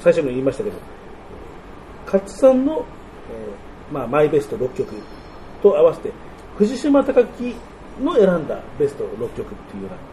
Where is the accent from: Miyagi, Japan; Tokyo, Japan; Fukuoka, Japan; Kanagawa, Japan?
Tokyo, Japan; also born or lived in Shizuoka; 僕その生まれは東京なんですけど親が2人とも静岡で